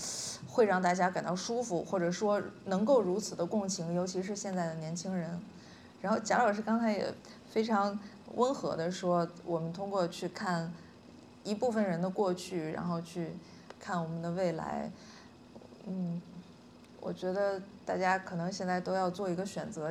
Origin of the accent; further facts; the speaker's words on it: Northeast China, China; 因为我们都是东北人，或者说我们写相同的题材